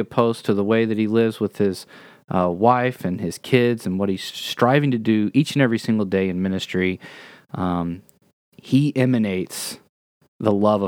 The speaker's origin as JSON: {"language": "English", "town": "Memphis", "region": "Tennessee", "country": "United States", "moved": "yes", "lives_now": "Springfield, United States", "said": "I'm from Memphis"}